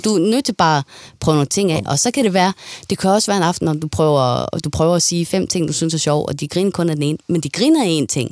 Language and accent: Danish; Denmark